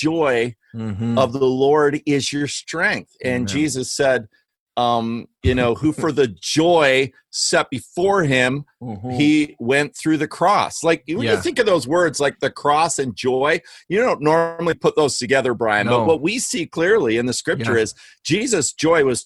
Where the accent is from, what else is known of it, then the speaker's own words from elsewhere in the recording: Canada; accent: Canadian; You heard my Canadian accent